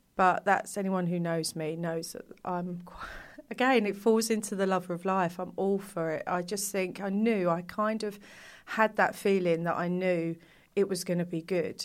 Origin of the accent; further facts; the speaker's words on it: London, United Kingdom; I grew up in East London